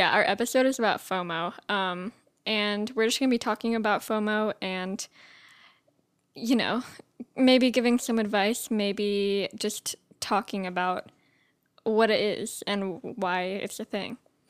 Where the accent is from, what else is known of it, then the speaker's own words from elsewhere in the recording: United Kingdom; I am from British. So my age, my age is 20.